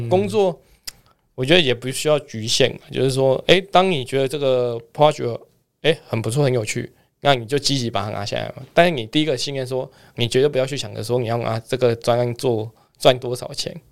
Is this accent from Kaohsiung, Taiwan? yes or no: yes; Kaohsiung, Taiwan; 我是来自于高雄